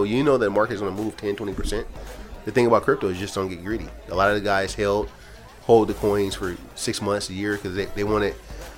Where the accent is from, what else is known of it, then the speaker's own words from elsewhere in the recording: San Francisco, California, United States; also born or lived in Oakland; I was born in San Francisco